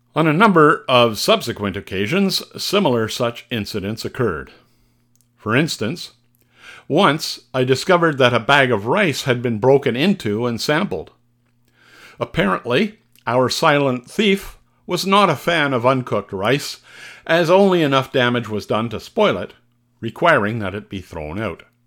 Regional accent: Canada; Being Canadian

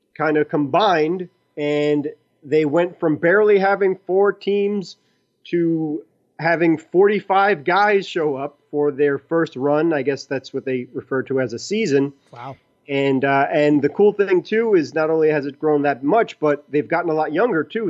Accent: New York City, New York, United States; I'm from Brooklyn, so my accent overrides everything

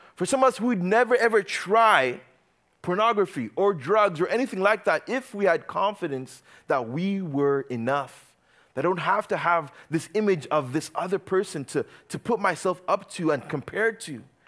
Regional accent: Uganda; moved away; I grew up in Uganda.

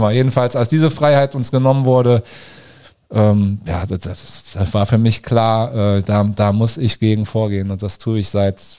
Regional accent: Cologne, North Rhine-Westphalia, Germany; now in Berlin, Germany; Ich bin 2012 von Köln, meiner Heimatstadt, nach Berlin gekommen.

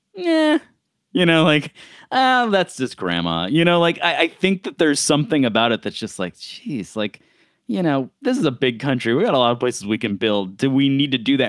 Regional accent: Buffalo, New York, United States; growing up in Buffalo

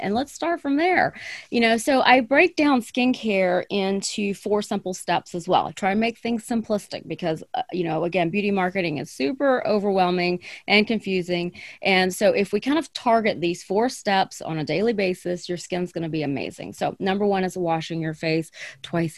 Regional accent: the South, United States; now in Arizona, United States; I grew up in the South

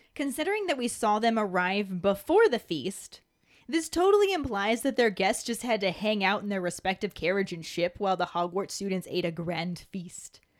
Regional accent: United States; accent: American; my American accent

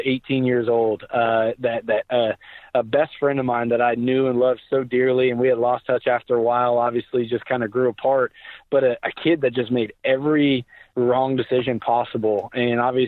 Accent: Tulsa, Oklahoma, United States; I was born and raised in Tulsa, Oklahoma

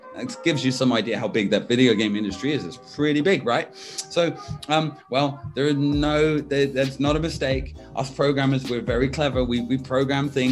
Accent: United States; also born or lived in Washington / California; now in Brighton, United Kingdom; I grew up in kind of Washington State and California, Northern California, so West Side

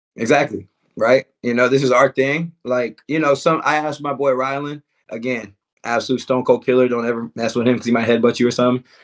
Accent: Houston, Texas, United States; I'm from Houston.

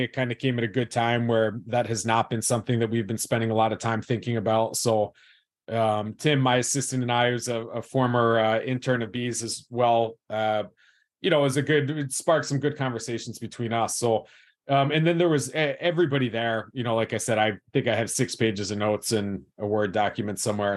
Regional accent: West Chester, Pennsylvania, United States; I grew up in Westchester, Pennsylvania, which is about an hour straight west of Philadelphia

